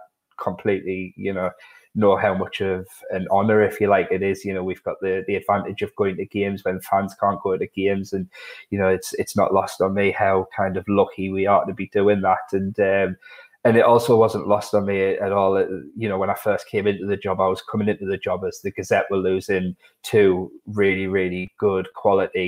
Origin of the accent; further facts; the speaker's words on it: Sunderland, North East England, United Kingdom; accent: Mackem; my Macklin accent